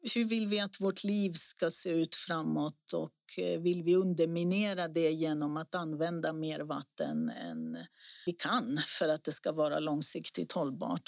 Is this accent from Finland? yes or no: no; Greece; now in Stockholm, Sweden; längre norrut på västra sidan som jag pratade om tidigare. Det är där jag är ifrån och min familj